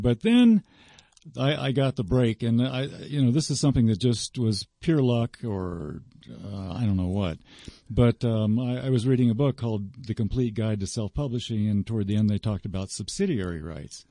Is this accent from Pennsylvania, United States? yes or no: no; South Florida, United States; I grew up in South Florida